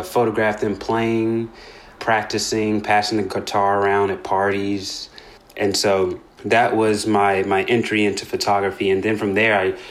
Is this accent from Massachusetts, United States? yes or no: no; Nashville, Tennessee, United States; moved away as an adult; also born or lived in Murfreesboro, Tennessee; now in Philadelphia, United States; I grew up in Nashville, Tennessee